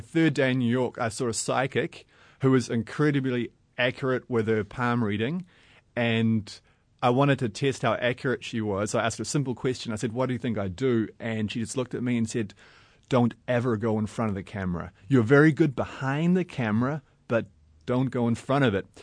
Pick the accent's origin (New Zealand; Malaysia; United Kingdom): New Zealand; I'm a filmmaker from New Zealand.